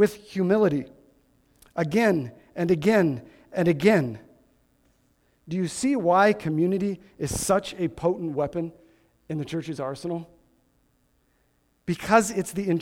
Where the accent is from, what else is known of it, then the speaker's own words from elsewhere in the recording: Midwest, United States; I grew up in the Midwest